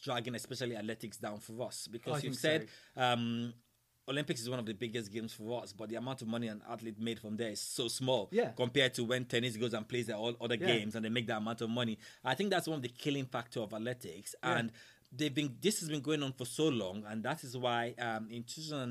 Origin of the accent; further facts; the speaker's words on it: Nigeria; moved away; I come from Nigeria now